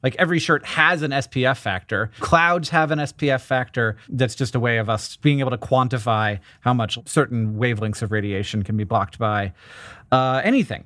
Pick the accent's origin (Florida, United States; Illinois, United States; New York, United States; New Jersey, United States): Florida, United States; Orlando; I'm from Orlando, Florida.